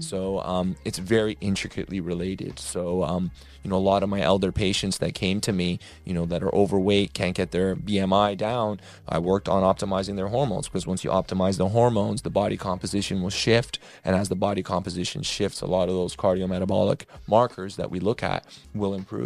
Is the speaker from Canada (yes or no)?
yes; Toronto, Ontario, Canada; moved away; I'm originally from Toronto, Canada